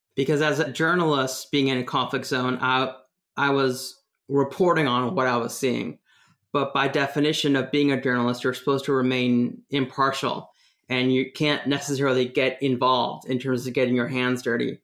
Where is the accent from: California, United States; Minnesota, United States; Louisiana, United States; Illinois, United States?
California, United States; San Francisco Bay Area; moved away as an adult; also born or lived in Washington, D.C.; I was living in the East Bay in the Bay Area. I was born in San Francisco.